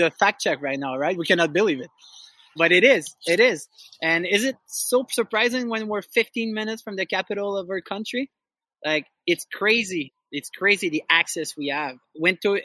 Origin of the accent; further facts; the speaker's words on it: Gatineau, Quebec, Canada; I'm originally from L'Outaouais, the region of Gatineau. I was born and raised in Gatineau